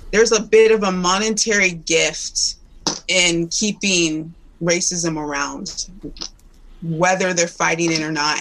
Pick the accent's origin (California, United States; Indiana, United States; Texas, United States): Indiana, United States; I grew up in Indiana, Clemson, Indiana.